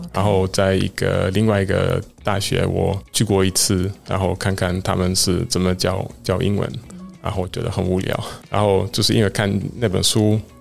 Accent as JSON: {"language": "Chinese", "region": "central Netherlands", "country": "Netherlands", "tie": "born or raised there", "second_language": "Chinese", "lives_now": "Amsterdam, Netherlands", "said": "我小时候，我的故乡，我的家乡就是很小，嗯哼。然后，呃，也比较传统，点在， 在荷兰中部"}